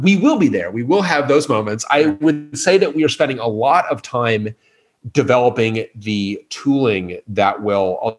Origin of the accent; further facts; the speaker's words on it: Colorado, United States; I grew up in Colorado